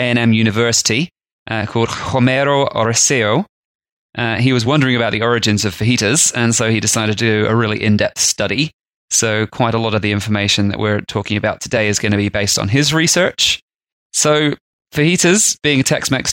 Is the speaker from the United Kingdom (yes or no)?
yes; England, United Kingdom; growing up in England